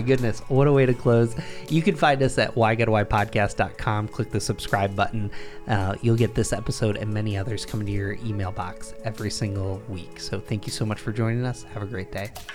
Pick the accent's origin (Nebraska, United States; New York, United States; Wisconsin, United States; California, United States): New York, United States; Binghamton; I grew up in Binghamton, New York